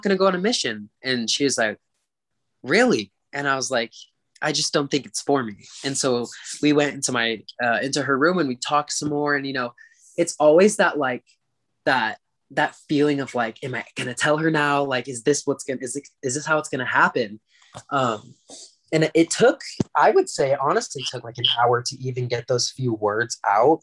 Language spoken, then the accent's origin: English; Utah, United States; also born or lived in California; So I'm from California, but I moved to Utah when I was around 8 years old. So I've been in Utah for quite a long time.